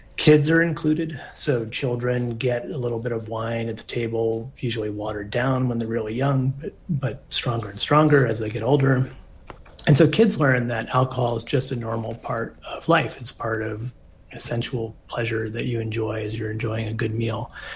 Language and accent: English; United States; I come from maybe more of a northern drinking culture, just from being American